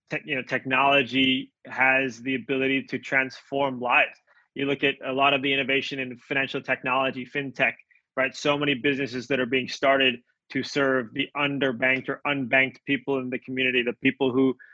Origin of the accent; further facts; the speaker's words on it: Jakarta, Indonesia; now in United States; We grew up together in Indonesia. we were both expats there, uh, living and studying at the same school, uh, the Jakarta International School.